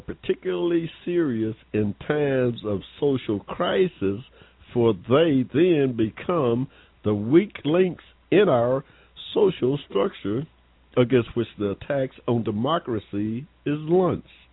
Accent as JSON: {"language": "English", "region": "Georgia", "country": "United States", "tie": "born or raised there", "said": "I was born here in Georgia. and Started school in 1951 in the segregated school."}